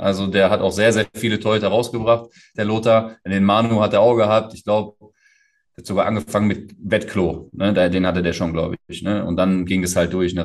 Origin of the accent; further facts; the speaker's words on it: Essen, North Rhine-Westphalia, Germany; moved away as an adult; also born or lived in Portugal; komme ja aus Essen, gebürtig aus Essen, aufgewachsen in Essen